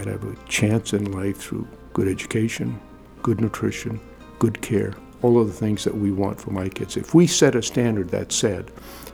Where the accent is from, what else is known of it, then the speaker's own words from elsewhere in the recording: Waterville, Maine, United States; growing up in Waterville, my three older brothers were very prominent athletes